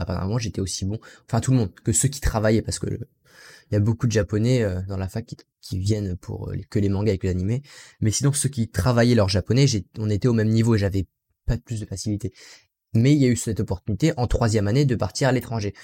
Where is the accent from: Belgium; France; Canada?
France; also born or lived in Aichi, Japan; Je suis français. Je suis pas natif anglophone